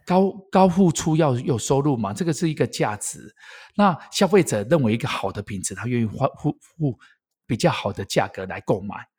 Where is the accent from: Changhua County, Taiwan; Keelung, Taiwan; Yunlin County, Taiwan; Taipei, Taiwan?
Changhua County, Taiwan; Erlin; 我是来自于台湾米，台湾月光米的故乡二零